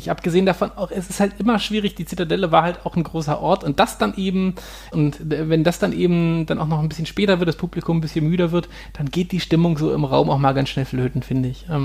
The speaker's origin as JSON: {"language": "German", "town": "Hanover", "region": "Lower Saxony", "country": "Germany", "tie": "born or raised there", "said": "Das ist äh, eine Seenlandschaft in der unmittelbaren Nähe zu, von Hannover, also meiner Heimatstadt."}